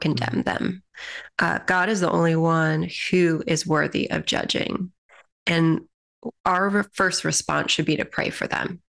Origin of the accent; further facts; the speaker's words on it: United States; as an American population